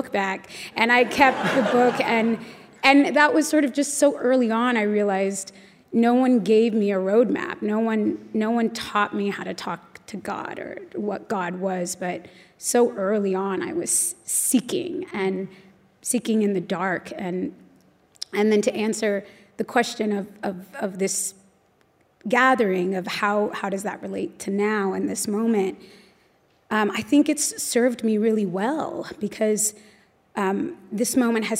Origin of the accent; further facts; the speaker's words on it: Los Angeles, California, United States; I was born and raised in Los Angeles.